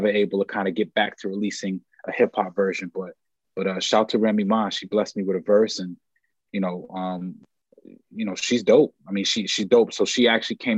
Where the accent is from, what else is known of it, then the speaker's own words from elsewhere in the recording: New York, United States; I grew up in New York, but if you like look behind my head, there's project buildings and, I went to school in the Polo Grounds